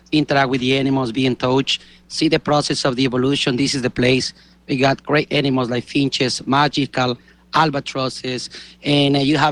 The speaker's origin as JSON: {"language": "English", "region": "Galápagos Islands", "country": "Ecuador", "tie": "born or raised there", "said": "I grew up in Galapagos. I was born here on the islands"}